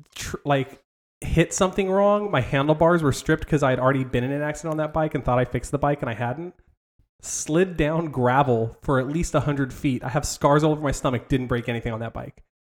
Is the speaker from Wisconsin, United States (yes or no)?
no; Southern California, United States; I grew up in Southern California